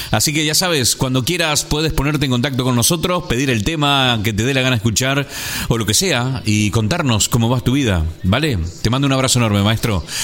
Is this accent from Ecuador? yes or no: no; Argentina; nos envió este mensaje desde la ciudad de Buenos Aires, República Argentina, es un extranjero viviendo en mi país, es chileno